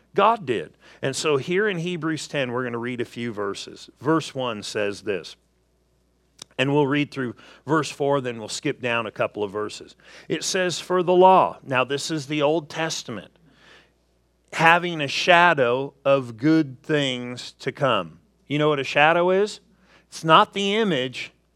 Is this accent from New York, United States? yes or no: no; Southern California, United States; moved away; I grew up in Southern California